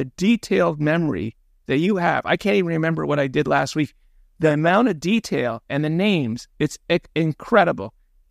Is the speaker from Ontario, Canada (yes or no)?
yes; Toronto, Ontario, Canada; being a kid growing up in Toronto